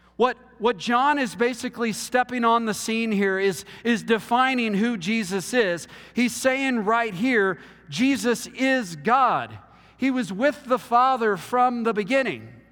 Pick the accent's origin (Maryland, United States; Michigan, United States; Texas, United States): Texas, United States; I'm from Texas